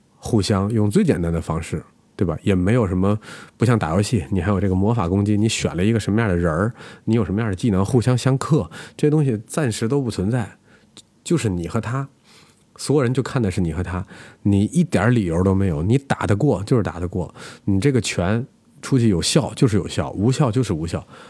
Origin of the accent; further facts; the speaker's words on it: China; 我们中国人